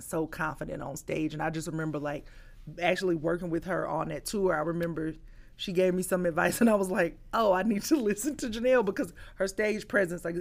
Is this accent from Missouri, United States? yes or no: no; Columbus, Georgia, United States; moved away; my hometown, Columbus, Georgia